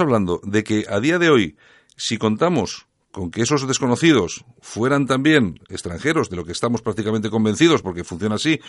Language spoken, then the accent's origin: Spanish; Spain; los españoles somos 46 millones